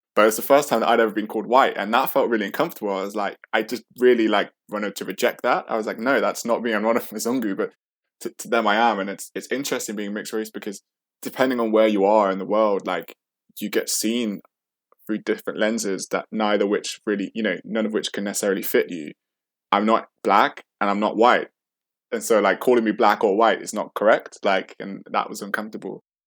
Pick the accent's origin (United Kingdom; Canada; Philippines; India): United Kingdom; the middle of England, Midlands; accent: British; also born or lived in Sheffield / St. Vincent; I grew up in the middle of England